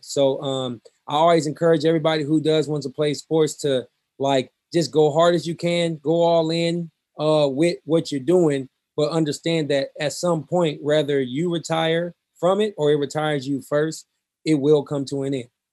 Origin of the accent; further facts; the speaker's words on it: Omaha, Nebraska, United States; growing up in North Omaha